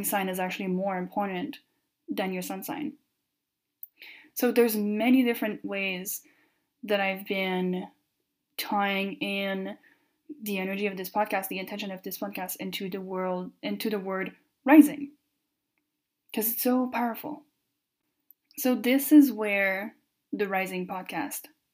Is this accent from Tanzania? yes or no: no; Canada; first language French; English is a second language; I am French Canadian, so my first language is French